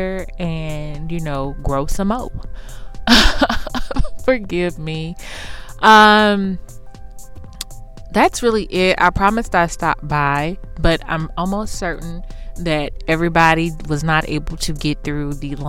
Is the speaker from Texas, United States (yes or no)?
yes; Houston, Texas, United States; moved away; I'm from Houston